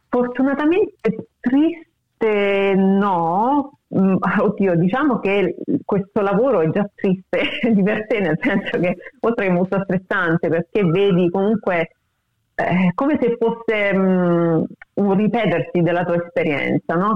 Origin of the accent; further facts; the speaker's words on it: Rome, Lazio, Italy; moved away as an adult; now in Australia; anche se sono di Roma, mi sento molto più meridionale che romana forse